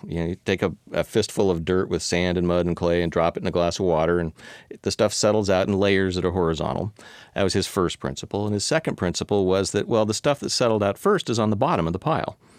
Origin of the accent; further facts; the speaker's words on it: Palo Alto, California, United States; now in Seattle, United States; I grew up in California